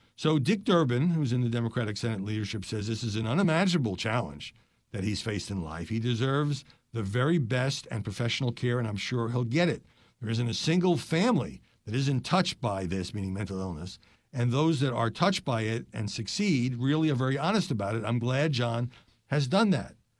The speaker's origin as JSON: {"language": "English", "region": "New York", "country": "United States", "tie": "born or raised there", "said": "When I grew up in New York"}